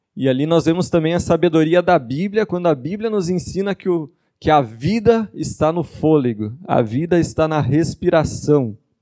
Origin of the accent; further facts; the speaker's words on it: Ijuí, Rio Grande do Sul, Brazil; accent: gaúcho; now in Joinville, Brazil; E não sou daqui, sou gaúcho de Juí. Isso explica o sotaque estranho para quem está ouvindo e não conhece ainda.